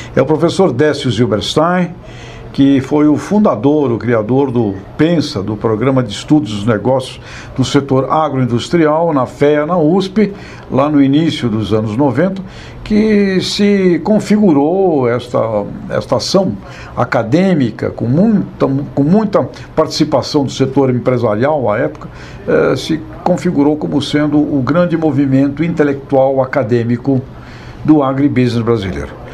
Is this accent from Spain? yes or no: yes; Asturias, Spain; moved away; Lá na minha região da Espanha, Astúrias, cultura da maçã, cultura da cidra